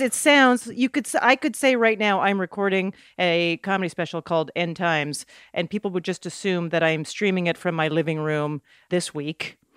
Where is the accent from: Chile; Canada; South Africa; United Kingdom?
Canada; moved away as an adult; also born or lived in New York; I was a comic from Canada trying to be part of a New York scene